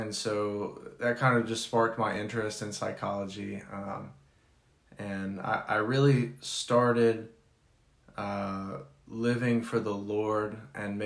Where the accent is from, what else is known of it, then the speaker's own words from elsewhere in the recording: Clemmons, North Carolina, United States; moved away; also born or lived in Chicago / Denver; I grew up in Clemens, North Carolina, small town